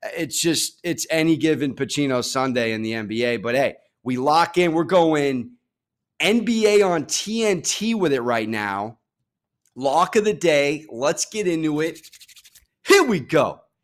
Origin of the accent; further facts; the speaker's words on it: San Diego, California, United States; I'm from Sa-, San Diego, Southern California, born and raised, mom from L